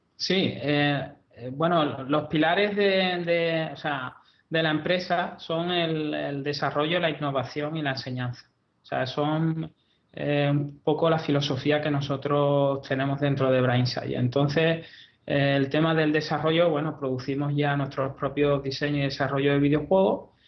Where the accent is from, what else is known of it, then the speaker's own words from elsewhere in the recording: Andalusia, Spain; yo soy andaluz